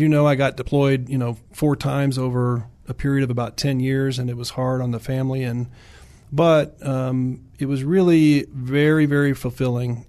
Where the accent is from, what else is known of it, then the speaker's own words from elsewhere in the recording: Williamsburg, Virginia, United States; moved away; I grew up in Virginia. Uh, pretty heavy military in Virginia, as you know. Um, I grew up in Williamsburg area